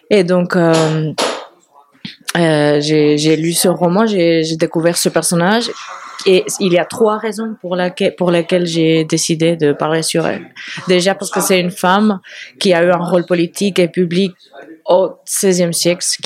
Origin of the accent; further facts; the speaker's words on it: Spain; accent: Spanish; French is a second language; je suis espagnole, ça s'écoute.